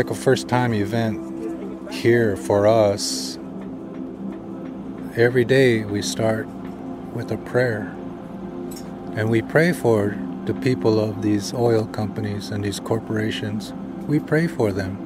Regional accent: United States; I'm a Standing Rock Lakota.

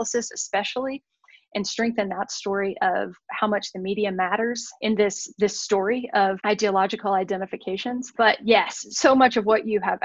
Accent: Deep South, United States; now in Colorado, United States; I come from the Deep South, where, you know, conservatism is a way of life. It is a gut level attachment that people have, at least in my hometown.

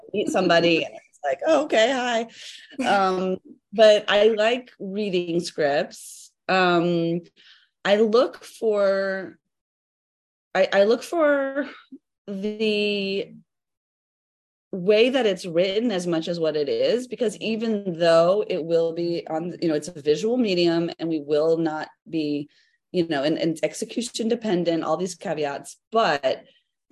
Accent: United States; as an American

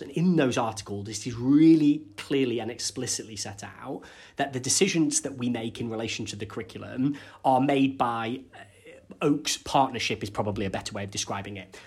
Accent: Cumbria, North West England, United Kingdom; I'm from Cumbria, and we have lots of very small rural primary schools

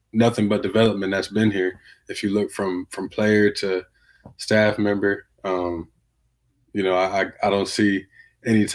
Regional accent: Youngstown, Ohio, United States; moved away; my hometown in Youngstown, went to the high school, Cardinal Mooney, that I went to.

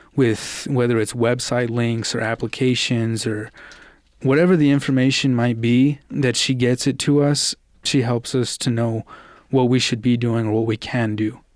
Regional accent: Albuquerque, New Mexico, United States; also born or lived in Austin, Texas; I was born in Austin, Texas, but I've pretty much grown up in Albuquerque, New Mexico since I was about five or six.

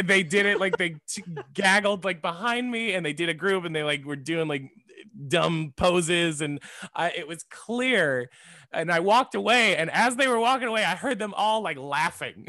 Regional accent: Florida, United States; now in Texas, United States; I was born in Florida

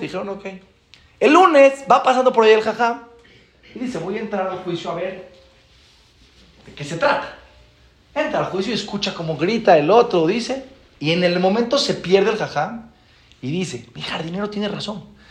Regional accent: Mexico; venimos de México

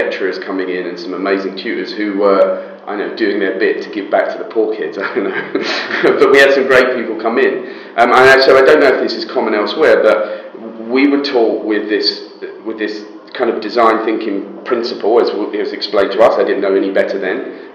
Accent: United Kingdom; also born or lived in Israel; But I left there when I was about 3 years old and moved to the UK.

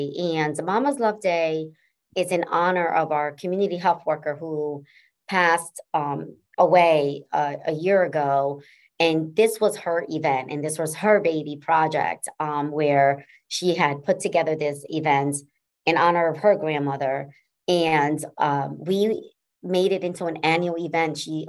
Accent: New Haven, Connecticut, United States; I was raised in Fairhaven, section of New Haven, and saw a lot of social determinants that was impacting that community.

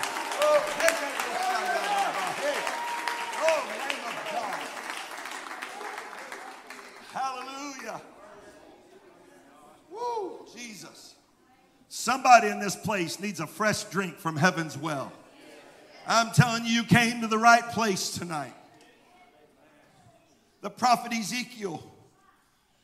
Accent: Mississippi, United States; I'm from Mississippi

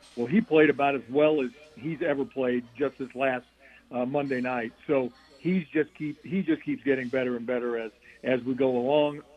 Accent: Louisville, Kentucky, United States; moved away as an adult; also born or lived in Atlanta, Georgia; now in Seattle, United States; I'm from Louisville, Kentucky, and I went to Georgia Tech.

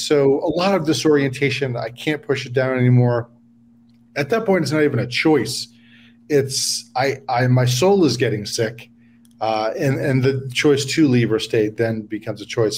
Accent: New York, United States; now in San Diego, United States; I'm from New York originally

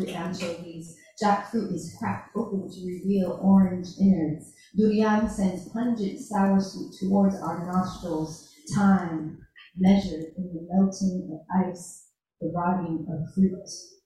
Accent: Pacific Northwest, United States; I grew up in the Pacific Northwest

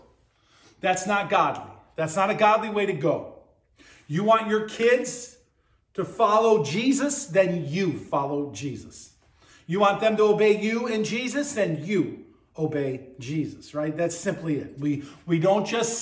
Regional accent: Buffalo, New York, United States; When I was a kid growing up on Hurdle Avenue in Buffalo, New York

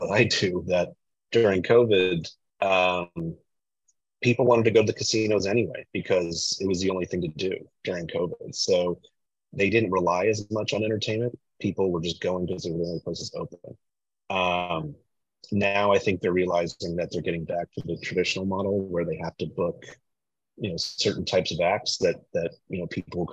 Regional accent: Connecticut, United States; I'm from the Northeast. I grew up in Connecticut

